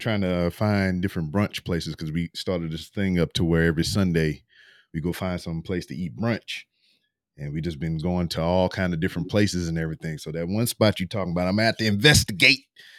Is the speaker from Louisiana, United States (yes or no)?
yes; Lake Charles, Louisiana, United States; now in Houston, United States; I live in Lake Charles. Well, I'm from Lake Charles. I'm currently living in Houston.